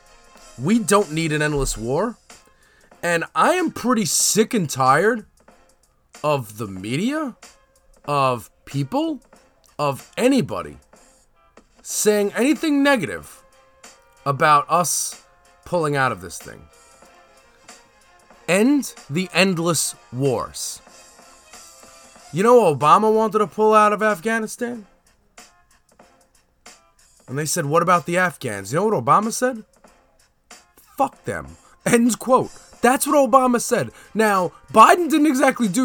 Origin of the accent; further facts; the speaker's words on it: United States; speaking as an American who's been living in America